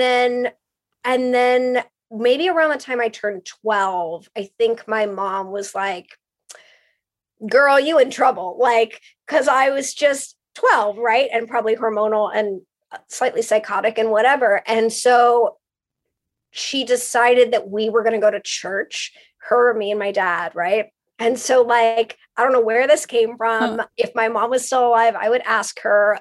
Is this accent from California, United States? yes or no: yes; West Hollywood, California, United States; I grew up in West Hollywood